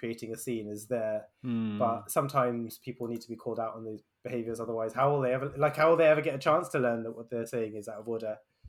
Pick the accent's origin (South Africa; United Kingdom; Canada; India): United Kingdom; especially, like, being a Brit, right?